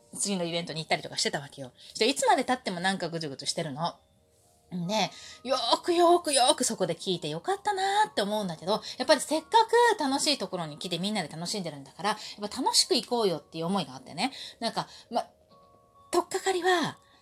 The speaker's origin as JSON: {"language": "Japanese", "region": "Osaka", "country": "Japan", "tie": "born or raised there", "also_born_or_lived": "Kanto", "moved": "yes", "said": "私が子供の頃ね、関西に住んでた頃、大阪に住んでた頃"}